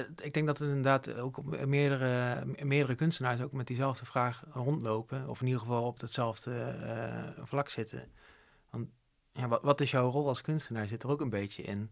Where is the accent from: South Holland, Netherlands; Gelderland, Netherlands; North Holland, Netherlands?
Gelderland, Netherlands; Zevenaar; moved away; also born or lived in Didam; ik kom dan oorspronkelijk uit Zevenaar en Huid, Didam. Het zijn twee dorpjes die naast elkaar liggen